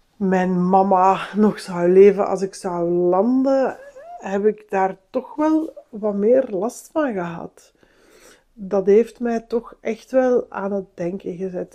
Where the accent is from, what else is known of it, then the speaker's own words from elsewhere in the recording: Antwerp, Flanders, Belgium; moved away; om daar ook als Antwerpenaar nu rond te lopen